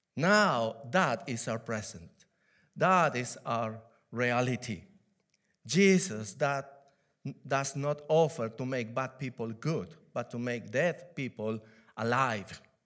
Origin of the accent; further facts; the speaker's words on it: Peru; English is a second language; now in United Kingdom; I'm from Peru. I was born in Peru, in South America